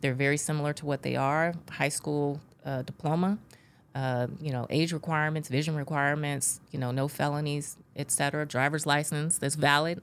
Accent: Bakersfield, California, United States; I grew up in California and I grew up in Bakersfield. Uh, for those in California, it's in the Central Valley

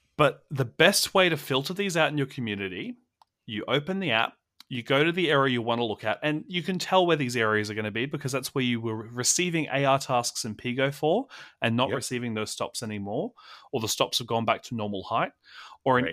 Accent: Australia; as an Australian

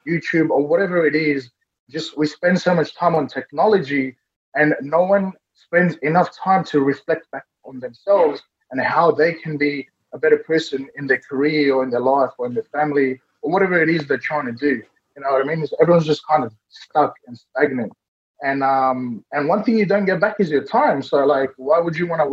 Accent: Fiji; now in Sydney, Australia; I was born in Fiji as well

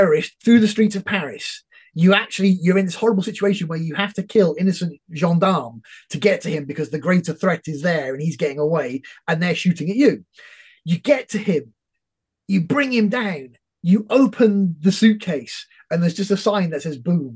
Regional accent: United Kingdom; as a Brit

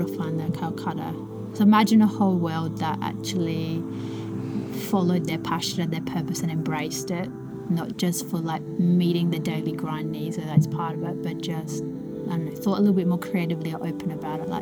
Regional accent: Elizabeth, South Australia, Australia; I grew up in Elizabeth. Davenport Park is right next to me

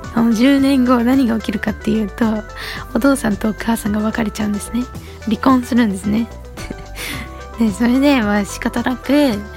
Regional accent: Saitama, Japan; moved away as an adult; now in Tokyo, Japan; 私は東京生まれなんですけど実は東京で生まれた瞬間にすぐあの埼玉県といって東京のあの上の方にある都道府県があるんですけどそこにね引っ越したんですよ

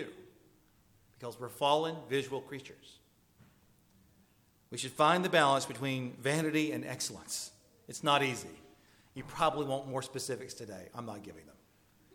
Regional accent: the South, United States; I'm from the South

